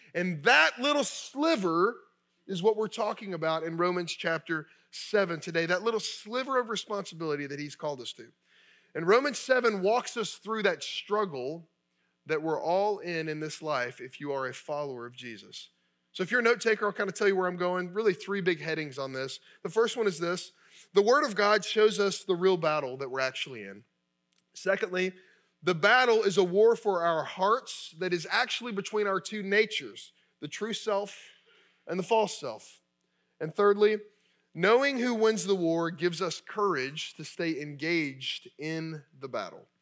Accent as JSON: {"language": "English", "region": "Kentucky", "country": "United States", "tie": "born or raised there", "said": "I grew up in Kentucky."}